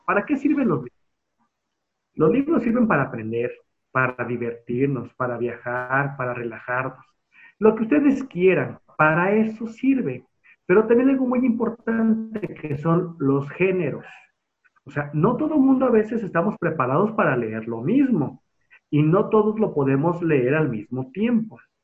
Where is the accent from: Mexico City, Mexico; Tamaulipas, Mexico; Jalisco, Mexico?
Jalisco, Mexico; Guadalajara; soy tapatío, tengo 36 años